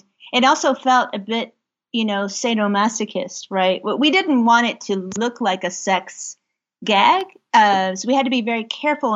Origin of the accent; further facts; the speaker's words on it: Kentucky, United States; I grew up in Kentucky